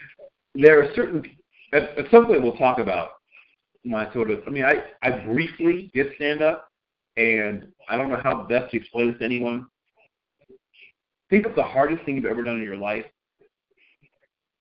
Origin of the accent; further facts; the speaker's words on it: Virginia Beach, Virginia, United States; also born or lived in Norfolk, Virginia; my hometown of Virginia Beach